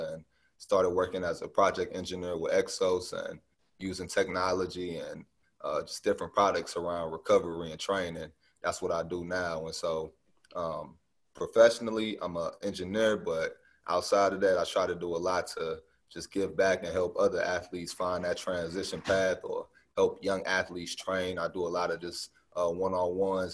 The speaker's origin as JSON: {"language": "English", "town": "St. Louis", "region": "Missouri", "country": "United States", "tie": "born or raised there", "said": "I'm from St. Louis, Missouri, born and raised"}